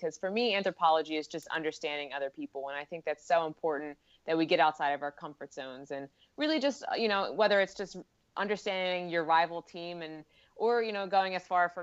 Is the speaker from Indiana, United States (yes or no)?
no; Philadelphia, Pennsylvania, United States; I'm from Philadelphia